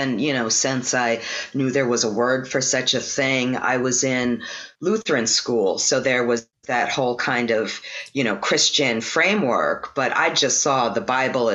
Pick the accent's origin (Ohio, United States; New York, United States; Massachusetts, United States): New York, United States; New York City; now in New Orleans, United States; I grew up in Brooklyn right next to the East River